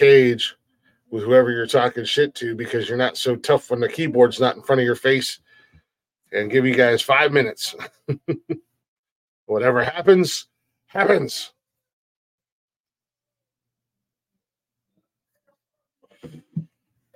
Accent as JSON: {"language": "English", "country": "United States", "said": "I love being an American"}